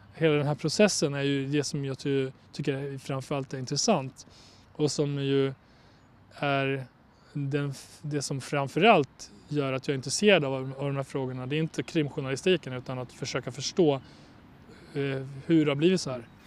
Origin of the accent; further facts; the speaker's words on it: Borlänge, Dalarna County, Sweden; also born or lived in Kosovo; jag är från Bålänge, vuxit upp i Bålänge